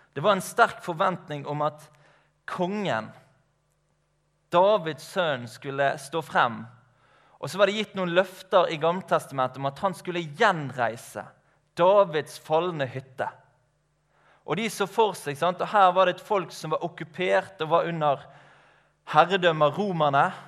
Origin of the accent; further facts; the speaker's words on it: Skarefjellet, Matoppen, Vestland, Norway; now in Laksevåg, Norway; Jeg er oppvokst ute på Skarefjellet i Matoppen opprinnelig